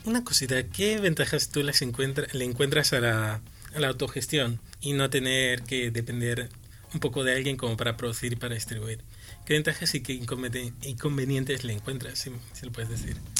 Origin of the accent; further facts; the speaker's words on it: Madrid, Community of Madrid, Spain; yo soy de Vicálvaro